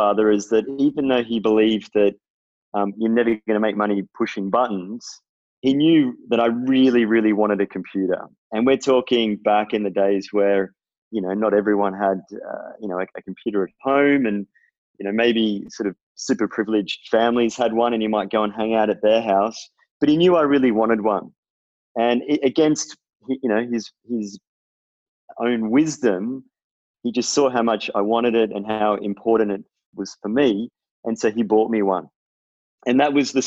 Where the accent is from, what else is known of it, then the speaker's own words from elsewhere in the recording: Melbourne, Victoria, Australia; I'm from Melbourne. And I grew up in sort of the Bayside suburbs around Elwood kind of area